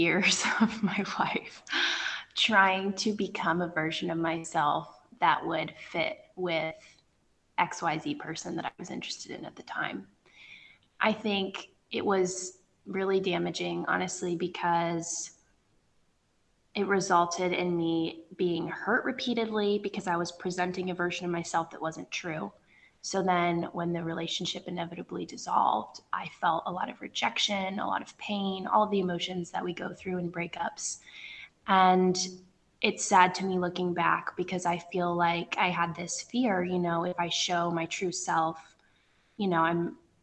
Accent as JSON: {"language": "English", "region": "Northern Virginia", "country": "United States", "moved": "as an adult", "lives_now": "West Africa"}